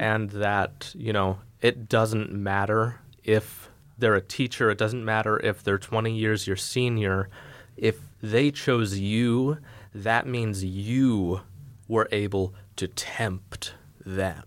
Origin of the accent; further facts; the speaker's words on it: United States; We're American